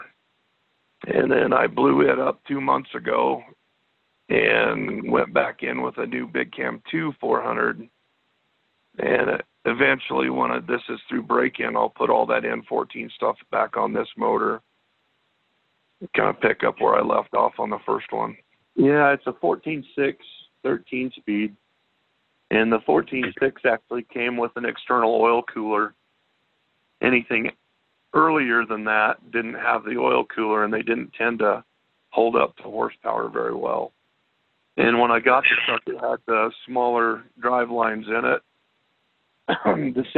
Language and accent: English; Colorado, United States; now in Evanston, United States; I'm originally from Colorado